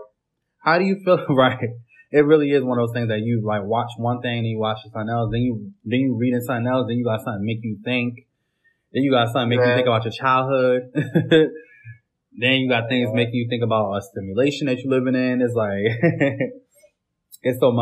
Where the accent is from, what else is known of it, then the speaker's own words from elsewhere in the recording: Connecticut, United States; I'm from Connecticut